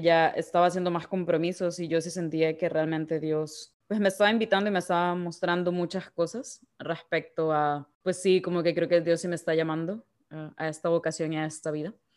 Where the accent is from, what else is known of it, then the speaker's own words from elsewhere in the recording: Guayaquil, Guayas, Ecuador; moved away as an adult; also born or lived in Belfast; de Guayaquil, Ecuador.